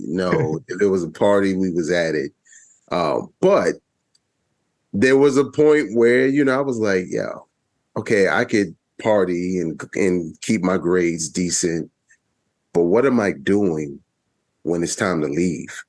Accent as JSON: {"language": "English", "town": "New York City", "region": "New York", "country": "United States", "also_born_or_lived": "Baltimore, Maryland", "moved": "as an adult", "said": "I'm originally from Brooklyn, New York, Bedford Stuyvesant section, old Brooklyn"}